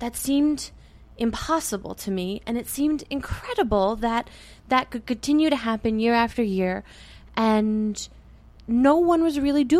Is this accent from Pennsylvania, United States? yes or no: yes; Reading, Pennsylvania, United States; I grew up in Reading. I went to Reading schools, graduated from Reading High. I wasn't born here, but I was almost born and raised in Reading.